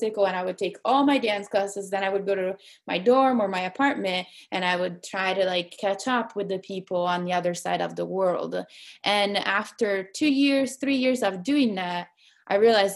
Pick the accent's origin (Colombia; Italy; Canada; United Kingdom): Italy; Perugia, Umbria; moved away as an adult; now in Seattle, United States; my grandma lives in Seattle, and I grew up in Italy